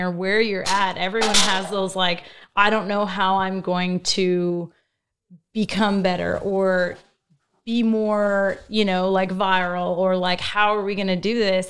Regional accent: Fort McMurray, Alberta, Canada; I was from Fort McMurray. So I'm an oil field girl

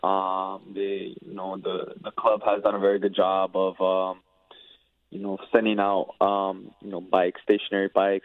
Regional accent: Toronto, Ontario, Canada; my hometown city

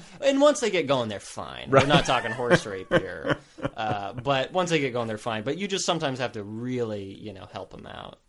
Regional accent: Potosi, Texas, United States; Potosi, Texas is the town I grew up in. Population of maybe like 1,100 or 1,200 people. Right. I grew up on a ranch.

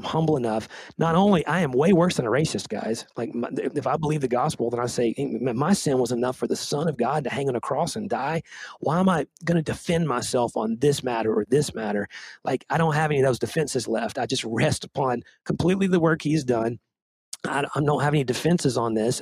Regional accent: Nashville, Tennessee, United States; a white kid growing up in Nashville

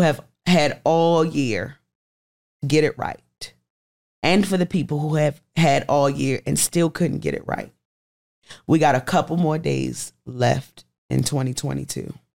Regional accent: Baltimore, Maryland, United States; moved away as an adult; now in Atlanta, United States; Baltimore, my hometown.

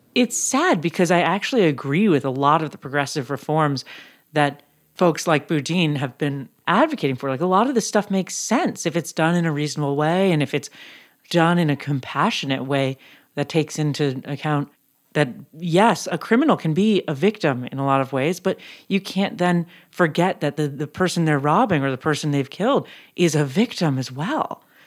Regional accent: San Francisco, California, United States; now in Los Angeles, United States; my hometown, San Francisco

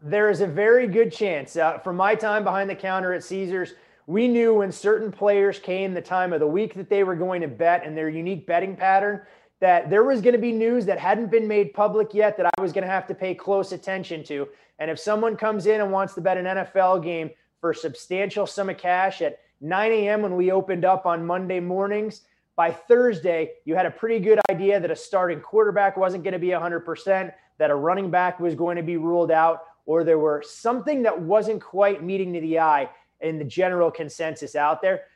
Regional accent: Chicago suburbs, Illinois, United States; growing up in the Chicago suburbs at a young age

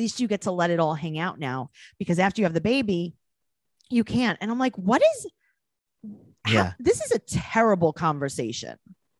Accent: New York City, New York, United States; I'm from New York City

